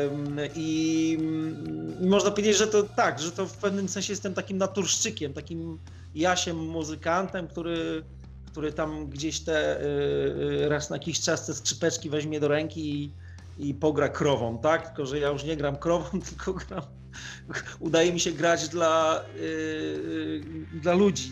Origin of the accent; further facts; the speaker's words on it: Turek, Greater Poland, Poland; moved away; also born or lived in Łódź / Radom / Warsaw; sam pochodzę z Turku koło Konina Kalisza, czyli z, z Polski Centralnej